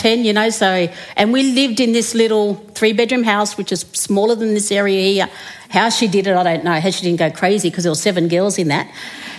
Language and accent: English; Menindee, New South Wales, Australia; So I come from Menindee, which is probably about 1,100 kilometres from here, west of here, closer to the South Australian border. We only have 500 people in our community. And I grew up there and did my schooling there.